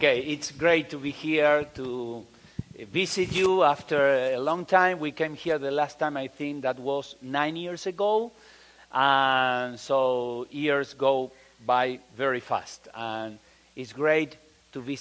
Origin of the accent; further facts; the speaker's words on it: Argentina; English is a second language; moved away as an adult; also born or lived in Chile / Mexico; now in Peru; We are from Argentina. We left Argentina in 1982 to be missionaries first in Chile. Then we moved to Mexico, and now we are in Peru for almost 27 years.